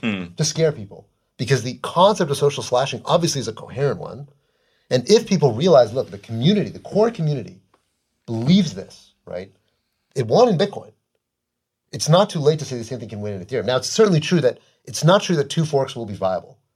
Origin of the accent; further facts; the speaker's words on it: United States; I'm an American. I love America